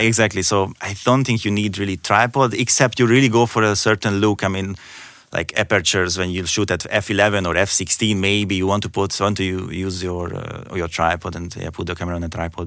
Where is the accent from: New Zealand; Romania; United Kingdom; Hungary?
Hungary; moved away as an adult; also born or lived in Ireland / Austria; now in Germany; I'm originally from Hungary